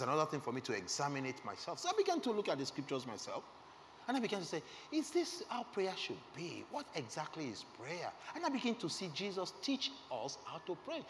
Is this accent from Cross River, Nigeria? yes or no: no; Lagos, Nigeria; I was born again in Lagos. I was raised in Lagos